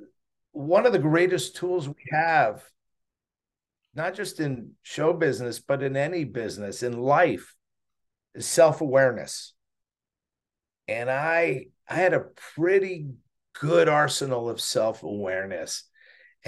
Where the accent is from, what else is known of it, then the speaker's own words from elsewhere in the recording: Montreal, Quebec, Canada; moved away; I had a buddy in Montreal where I grew up in Montreal, Canada